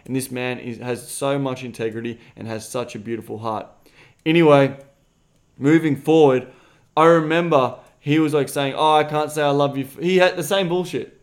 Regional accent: Australia; I'm Australian

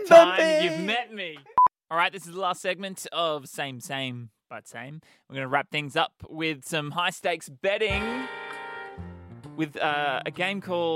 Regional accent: Perth, Western Australia, Australia; moved away; So we're both originally from Perth.

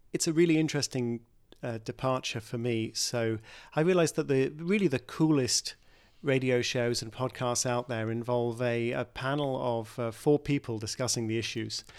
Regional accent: United Kingdom; in my home country, Brexit

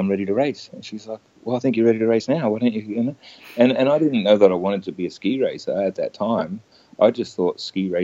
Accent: Queensland, Australia; I grew up in Queensland

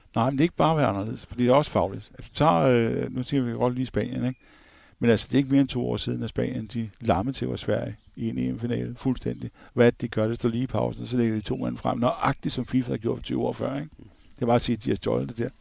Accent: Copenhagen, Capital Region of Denmark, Denmark; som københavner

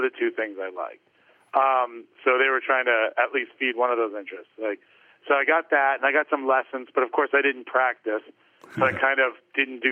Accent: Greenwich, Connecticut, United States; I grew up in Greenwich, Connecticut. So not too far from where I work now

